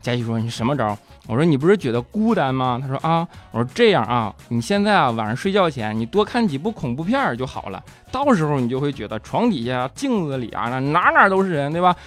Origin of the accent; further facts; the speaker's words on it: Northeast China, China; 我是一个东北人